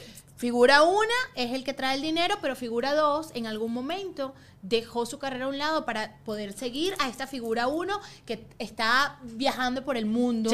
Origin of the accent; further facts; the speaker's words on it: Venezuela; now in United States; en Venezuela, la gente pensaba que era chino y siempre me hicieron bullying